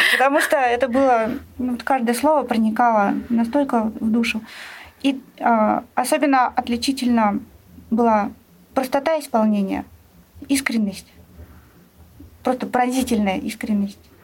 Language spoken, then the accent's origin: Russian; Saint Petersburg, Russia; у нас в родном городе